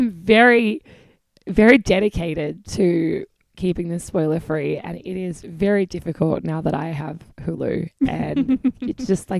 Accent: South Australia, Australia; now in New York, United States; my state colors back home in South Australia.

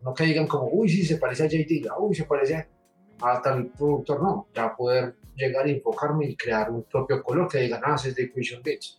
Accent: Medellín, Antioquia, Colombia; de la ciudad de Medellín.

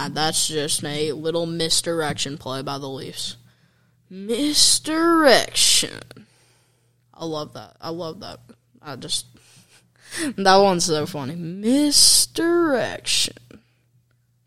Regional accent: Kentucky, United States; I'm actually from Kentucky

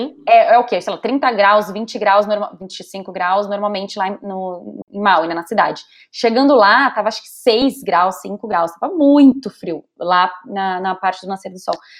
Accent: Brazil; accent: Brazilian; moved away as an adult; also born or lived in São Paulo / London; now in San Diego, United States; eu sou brasileira

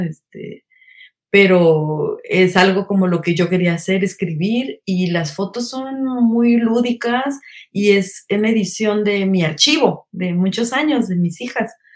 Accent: State of Mexico, Mexico; moved away as an adult; also born or lived in Guadalajara; A esa edad me salí de mi casa del, del Estado de México

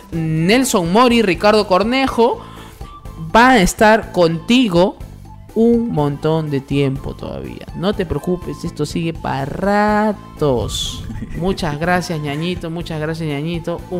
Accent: Tarapoto, San Martín, Peru; now in Lima, Peru; O sea, por ejemplo, yo soy de Tarapoto, tú eres de Iquitos si encuentras un tarapotino

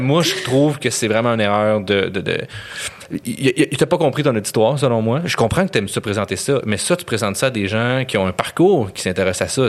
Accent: Montreal, Quebec, Canada; moi, je viens de Montréal

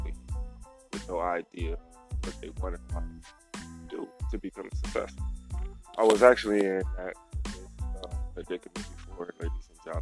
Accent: Youngstown, Ohio, United States; also born or lived in Finland; I'm from Youngstown, Ohio

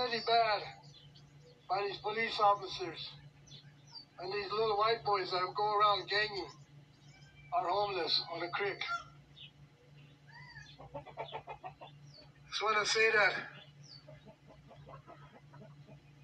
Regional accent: Rosebud, South Dakota, United States; now in Rapid City, United States; I come from Rosebud

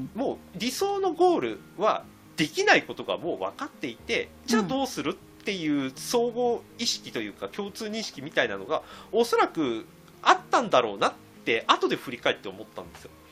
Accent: Chiba, Japan; 僕千葉県の人間なので

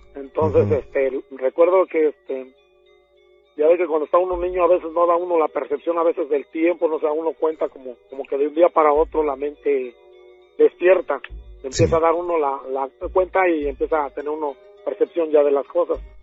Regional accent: Mexico City, Mexico; also born or lived in Ciudad Nezahualcóyotl, State of Mexico; Yo nací en, en México, Distrito Federal, en la colonia Montezuma.

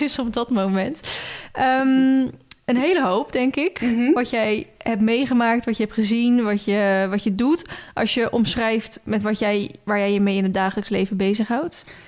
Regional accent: Maassluis, South Holland, Netherlands; moved away; ik kom oorspronkelijk uit Maasluis

